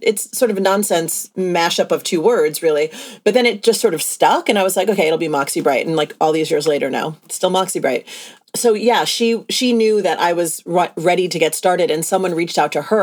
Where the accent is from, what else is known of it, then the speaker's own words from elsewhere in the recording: East Coast of the US, United States; now in Los Angeles, United States; my husband and I met in Los Angeles, even though we're both from the East Coast of the US